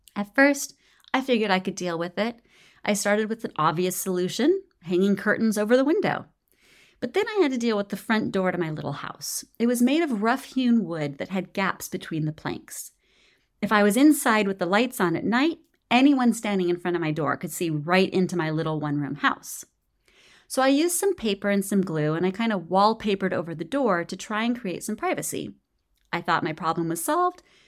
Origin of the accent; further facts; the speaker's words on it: United States; also born or lived in Nicaragua; not only as an American